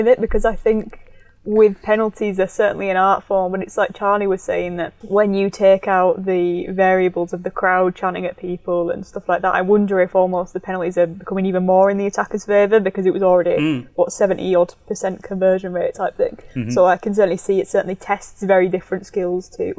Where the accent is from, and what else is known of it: Yorkshire and the Humber, United Kingdom; accent: Yorkshire